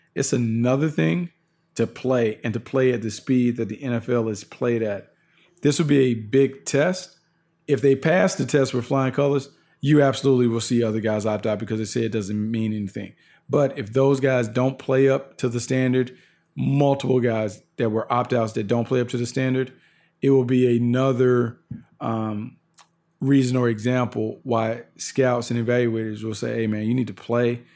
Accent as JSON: {"language": "English", "town": "Raleigh", "region": "North Carolina", "country": "United States", "said": "I'm from Raleigh"}